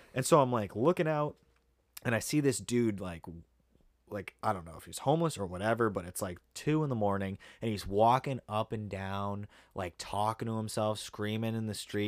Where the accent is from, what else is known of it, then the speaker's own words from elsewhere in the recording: Pepperell, Massachusetts, United States; I grew up in Pepperell